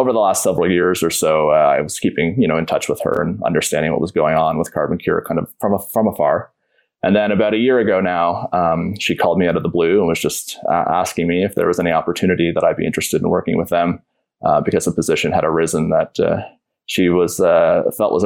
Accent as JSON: {"language": "English", "town": "Peterborough", "region": "Ontario", "country": "Canada", "tie": "born or raised there", "lives_now": "Toronto, Canada", "said": "my hometown of Peterborough."}